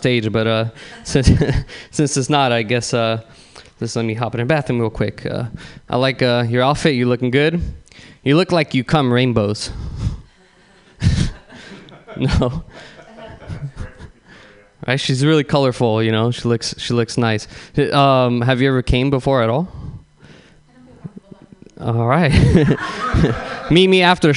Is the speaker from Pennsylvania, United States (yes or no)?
no; San Bruno, California, United States; I'm actually from San Bruno.